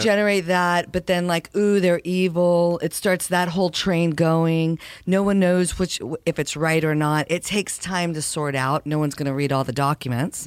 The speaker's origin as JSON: {"language": "English", "town": "El Paso", "region": "Texas", "country": "United States", "tie": "born or raised there", "said": "I was born in El Paso, Texas"}